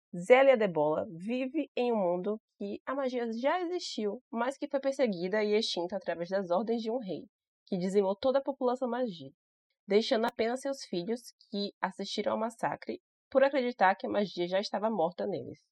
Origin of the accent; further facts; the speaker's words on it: Salvador, Bahia, Brazil; eu sou de Salvador, Bahia, Brasil.